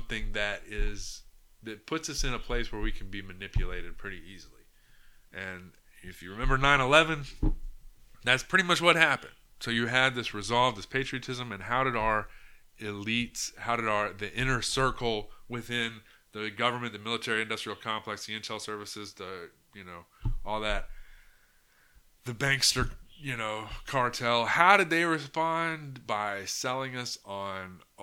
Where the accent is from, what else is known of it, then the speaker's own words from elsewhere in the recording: United States; as an American